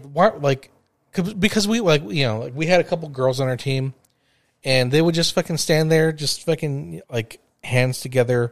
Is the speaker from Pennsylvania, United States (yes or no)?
no; Los Angeles, California, United States; growing up in the San Fernando Valley